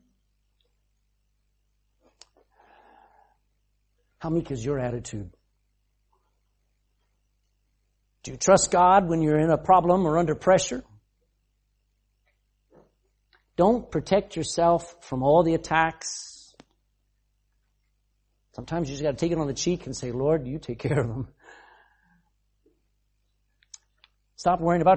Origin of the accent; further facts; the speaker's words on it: United States; being an American.